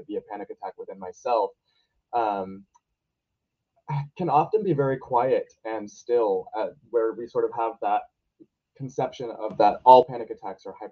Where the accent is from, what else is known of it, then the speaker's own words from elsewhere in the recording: Portland, Oregon, United States; I am from Portland, Oregon, and I'm a senior in high school